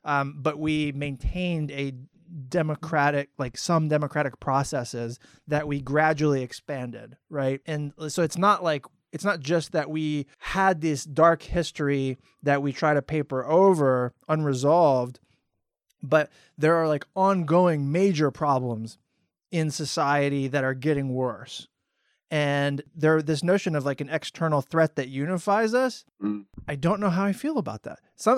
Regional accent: Florida, United States; also born or lived in Maryland / Indiana / California / Texas; I was stationed in Texas when I was in the military. I grew up in Florida. I was born in Maryland on the East Coast. I lived in Indiana for several years.

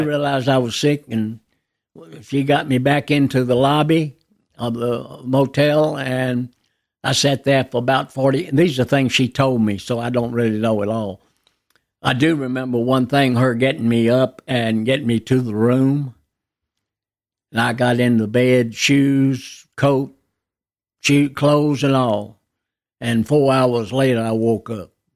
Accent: Nashville, Tennessee, United States; I was born in Baptist Hospital, But, uh, my parents lived on Pembroke Avenue in a home that's, uh, uh, still there today

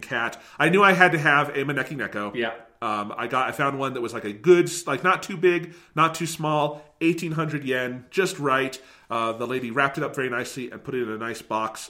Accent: United States; as an American

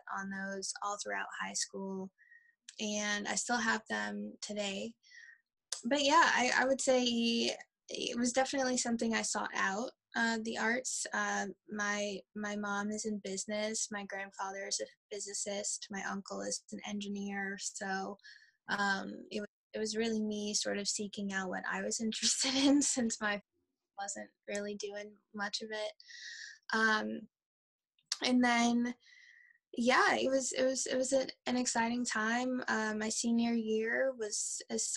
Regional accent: New Orleans, Louisiana, United States; now in Baltimore, United States; I am originally from New Orleans, Louisiana, but am based in live and work in Baltimore in Maryland here.

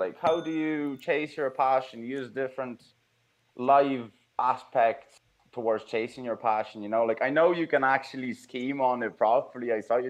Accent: Poland; moved away as an adult; now in Ireland; I'm Polish myself, been in Ireland 7 years now

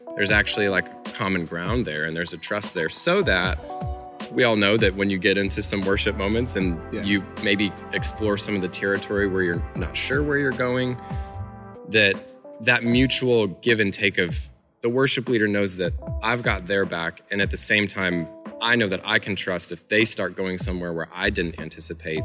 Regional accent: Illinois, United States; I'm originally from Illinois. I grew up there

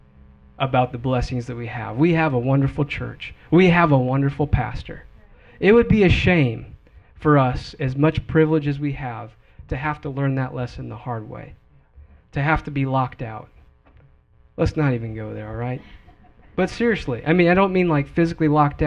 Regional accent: Wisconsin, United States; moved away as an adult; when I moved from Wisconsin, I left my hometown

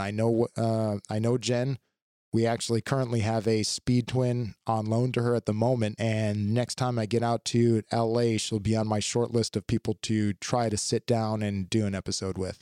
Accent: United States; as an American

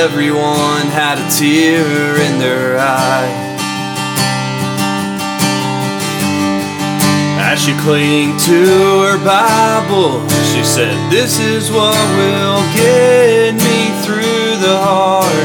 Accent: Atlanta, Georgia, United States; also born or lived in Newnan, Georgia; I was born in Metro Atlanta, and now I currently reside in Noonan

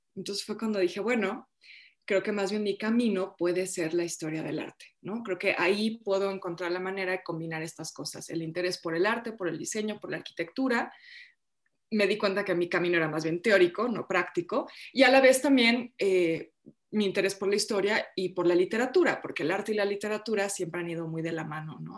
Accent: Mexico; yo ya soy mexicana, pues, para mí México pues es, mi hogar, es mi país, es mi cultura

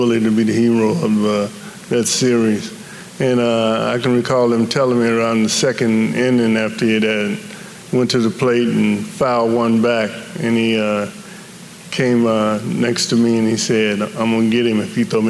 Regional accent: Cincinnati, Ohio, United States; growing up in Cummingsville

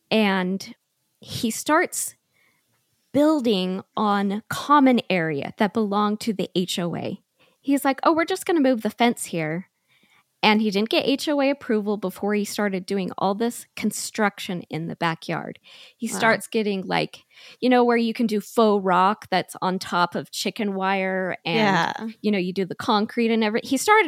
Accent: Utah, United States; also born or lived in Arizona; Yes, I'm originally from Utah and all my family is up here. And I lived with him in Arizona for 5 years.

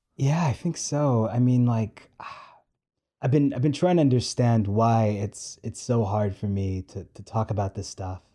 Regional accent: New York City, New York, United States; I'm so New York. I'm so, I'm so Queens.

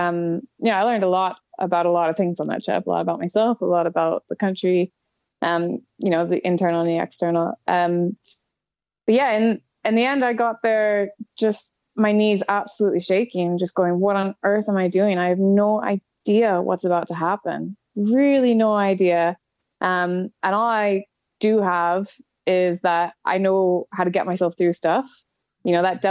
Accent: Canadian Rockies, Canada; moved away as an adult; now in Scotland, United Kingdom; I live in Scotland now, but I'm from the Canadian Rockies.

